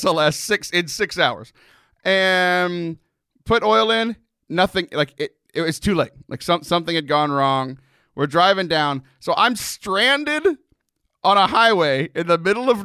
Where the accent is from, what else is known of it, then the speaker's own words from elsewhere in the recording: Texas, United States; I'm from Texas. I grew up by the beach